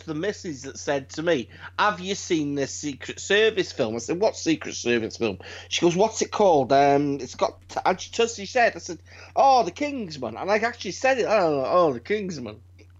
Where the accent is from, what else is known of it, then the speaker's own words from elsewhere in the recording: United Kingdom; It's weird, we're British.